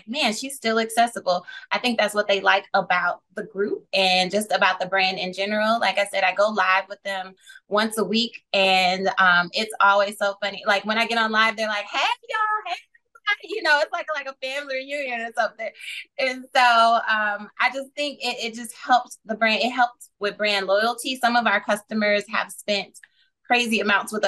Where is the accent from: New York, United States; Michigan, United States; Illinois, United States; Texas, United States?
Michigan, United States; Flint; I am from Flint, Michigan